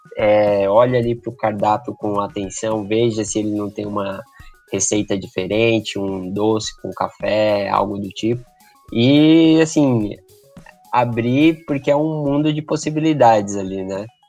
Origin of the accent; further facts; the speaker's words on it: Brazil; nós brasileiros consumimos o café